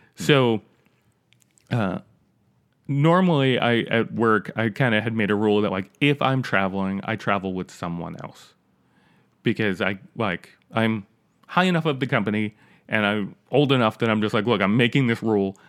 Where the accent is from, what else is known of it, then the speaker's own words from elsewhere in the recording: New York, United States; I'm from New York